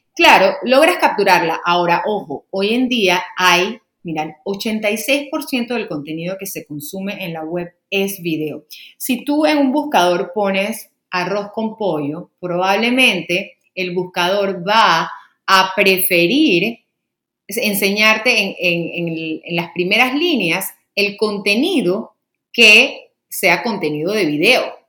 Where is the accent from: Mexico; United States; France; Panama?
Panama; aquí en mi país, Panamá